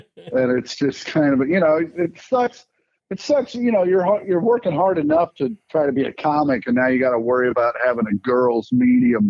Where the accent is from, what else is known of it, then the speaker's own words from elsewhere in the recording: Kansas City, United States; growing up in Kansas City